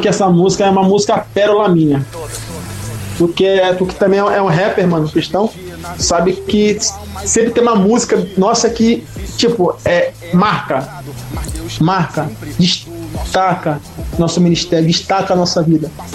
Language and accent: Portuguese; São Gonçalo, Rio de Janeiro, Brazil; moved away; eu sou de São Gonçalo, Rio de Janeiro, região metropolitana do Rio